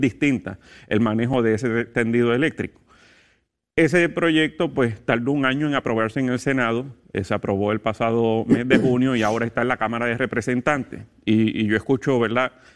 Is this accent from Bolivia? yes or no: no; Puerto Rico